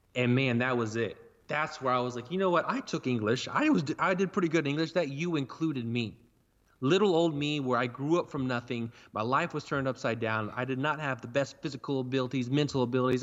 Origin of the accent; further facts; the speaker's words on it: Burlington, Oklahoma, United States; I'm from Burlington, Oklahoma, which is a town of one hundred fifty people